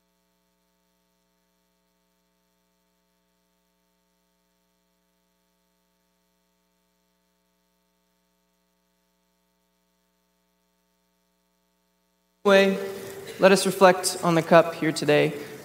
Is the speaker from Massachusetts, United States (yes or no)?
no; Texas, United States; as a Texan